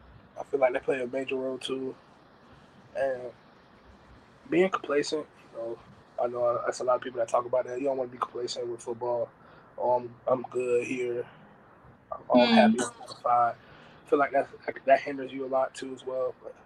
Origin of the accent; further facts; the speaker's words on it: the South, United States; now in Nevada, United States; Me being me, born and raised in the South, coming out in Nevada, meeting a lot of West Coast guys, California guys